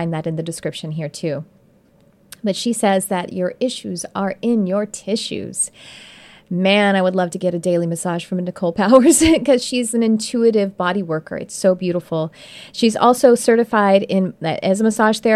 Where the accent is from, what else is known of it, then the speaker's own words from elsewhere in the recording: Texas, United States; moved away; I'm from Texas